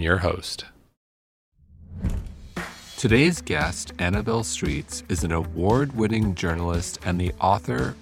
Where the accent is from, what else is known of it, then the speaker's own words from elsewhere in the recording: New York, United States; I'm a New Yorker